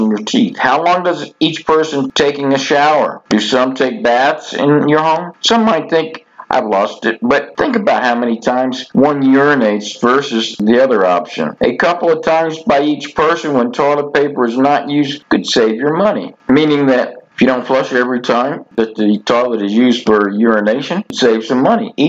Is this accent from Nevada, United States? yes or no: no; Florida, United States; growing up in Florida